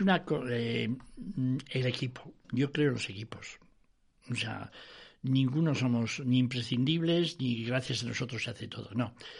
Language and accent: Spanish; Vitoria-Gasteiz, Basque Country, Spain; moved away; also born or lived in Madrid; soy de Vitoria